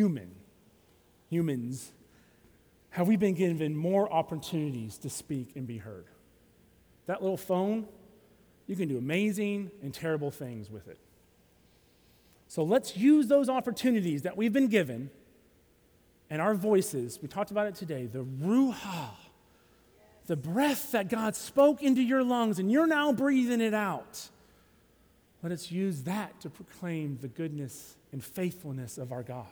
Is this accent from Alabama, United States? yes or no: yes; Alabama, United States; now in Tallahassee, United States; I'm from Alabama.